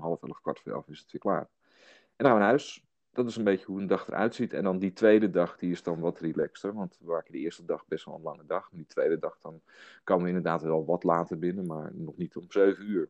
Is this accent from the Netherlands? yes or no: yes; Hillegom, South Holland, Netherlands; ik ben een man uit Hillegom